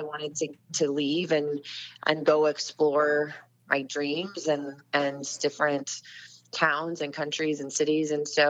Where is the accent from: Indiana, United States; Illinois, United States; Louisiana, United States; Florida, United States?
Florida, United States; Winter Park; I mean, it's good as any other town to grow up in, I guess. No, Winter Park is really charming. It has it's a very kind of unique town.